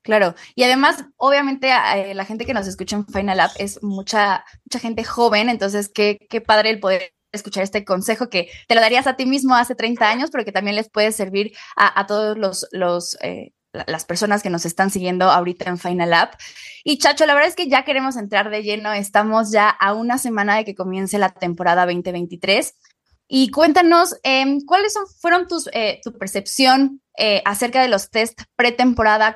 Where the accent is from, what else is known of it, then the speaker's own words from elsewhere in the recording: Mexico; por ser mexicanos